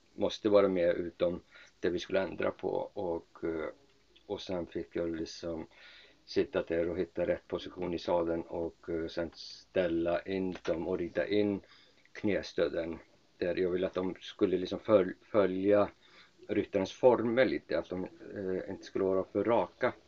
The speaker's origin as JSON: {"language": "Swedish", "country": "Iceland", "tie": "born or raised there", "also_born_or_lived": "Lerum, Sweden / Uppsala, Sweden", "moved": "as an adult", "lives_now": "Sweden", "said": "Jag kommer från Island, är eh, född och uppvuxen på Island"}